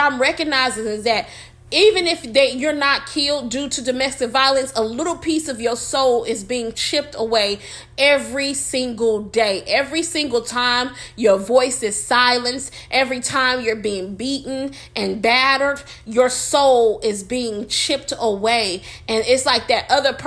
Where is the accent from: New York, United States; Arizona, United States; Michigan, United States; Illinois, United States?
Michigan, United States; Detroit; I'm from Michigan. You know, y'all, we from Detroit.